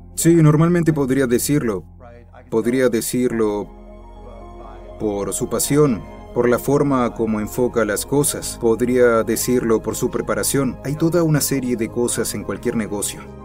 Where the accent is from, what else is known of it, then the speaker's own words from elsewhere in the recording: Pittsburgh, Pennsylvania, United States; Crecí en Pittsburgh